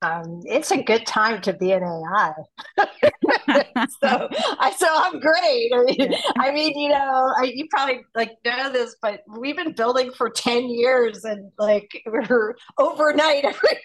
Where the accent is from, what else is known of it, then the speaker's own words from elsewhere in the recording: New Jersey, United States; also born or lived in New York / London / Tokyo; I'm originally from New Jersey, home of the Sopranos, and a lot of bad New Jersey Turnpike jokes.